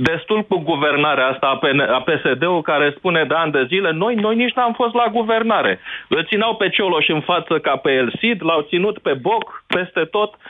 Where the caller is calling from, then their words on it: Netherlands; Sunt din Olanda.